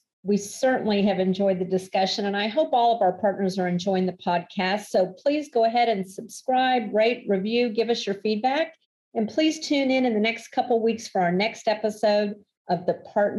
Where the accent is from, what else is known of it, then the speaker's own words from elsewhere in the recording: Florida, United States; now in Dallas, United States; I grew up in Florida.